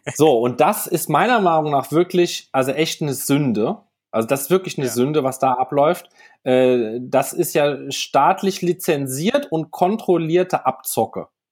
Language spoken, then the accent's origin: German; France; moved away; nach Frankreich, wo ich herkomme ursprünglich